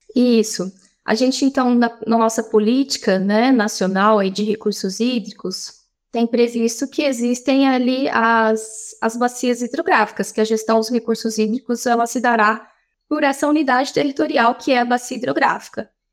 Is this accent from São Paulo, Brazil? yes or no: yes; Ribeirão Preto, São Paulo, Brazil; sou daqui de Ribeirão Preto